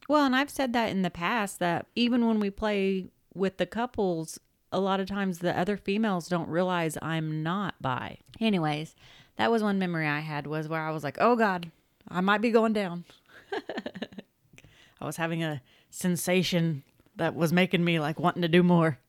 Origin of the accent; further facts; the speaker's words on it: Oklahoma, United States; moved away; we are originally from Oklahoma